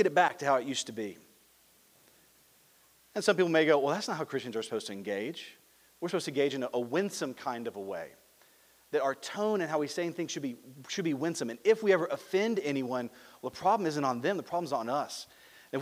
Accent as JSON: {"language": "English", "region": "Louisiana", "country": "United States", "also_born_or_lived": "Mississippi", "moved": "yes", "lives_now": "Claremore, United States", "said": "I'm from Louisiana, went to school in Mississippi, similar there"}